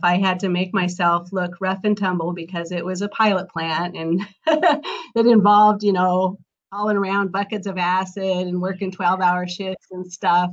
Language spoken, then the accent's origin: English; Colorado Rocky Mountains, United States; I grew up in Colorado Rocky Mountains